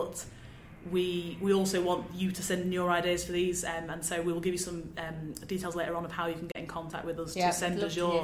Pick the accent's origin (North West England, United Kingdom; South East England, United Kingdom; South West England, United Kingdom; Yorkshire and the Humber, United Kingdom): North West England, United Kingdom; Manchester; I'm from Manchester